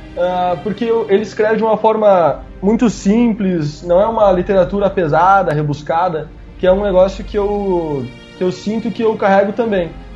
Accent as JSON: {"language": "Portuguese", "town": "Curitiba", "region": "Paraná", "country": "Brazil", "moved": "yes", "said": "eu sou curitibano, hein? Eu moro aqui, mas eu sou curitibano até a morte"}